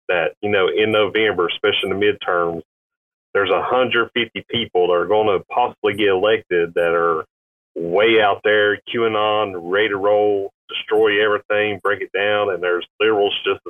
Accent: North Carolina, United States; I'm from the south. I'm from North Carolina

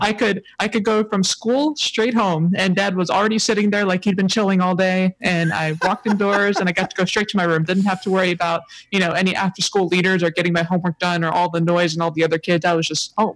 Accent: Hawaii, United States; also born or lived in San Diego; I definitely grew up in Hawaii

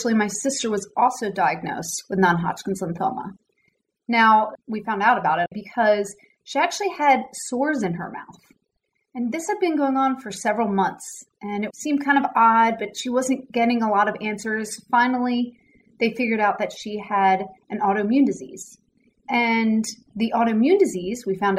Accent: Newtown Square, Pennsylvania, United States; moved away as an adult; also born or lived in North Carolina; now in Dallas, United States; I grew up outside of Philadelphia. So for any basketball fans, I grew up in Newtown Square, which is not far from Villanova University

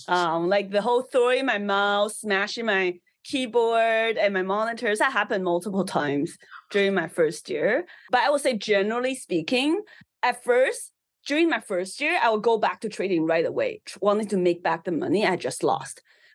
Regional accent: Taiwan; English is a second language; now in Canada; I think because I came from an immigrant background, so I immigrated to Canada from Taiwan. So, you know, as a first generation immigrant, it's really tough just adapting and not speaking English and making friends.

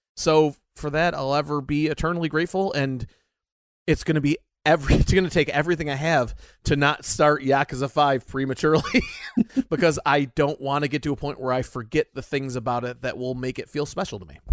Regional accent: United States; I'm an American.

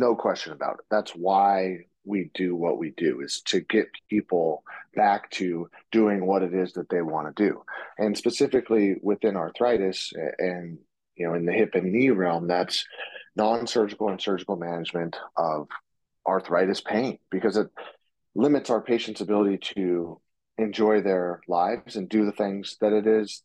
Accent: Portland, Oregon, United States; moved away as an adult; now in Seattle, United States; I grew up in the Portland, Oregon area, and now I practice out in Seattle

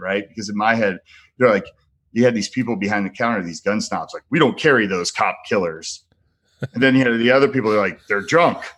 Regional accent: United States; moved away; also born or lived in New Jersey / San Francisco, California; I grew up in Jersey and San Francisco

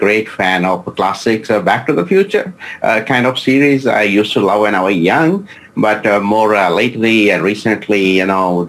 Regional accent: India; now in Singapore; I was born in India.

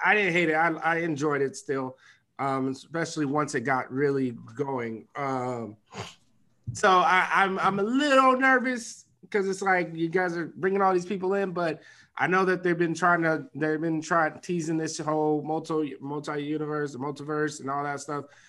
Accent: Nigeria; I'm Nigerian.

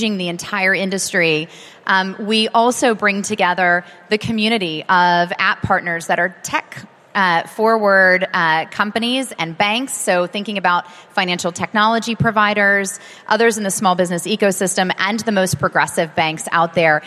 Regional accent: United States; as an American

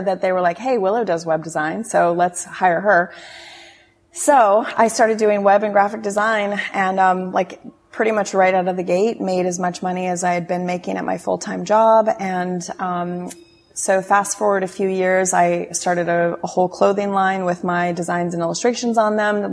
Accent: Steamboat Springs, Colorado, United States; moved away as an adult; also born or lived in California; now in Asia; born and raised in Colorado, mountains of Colorado, Steamboat Springs

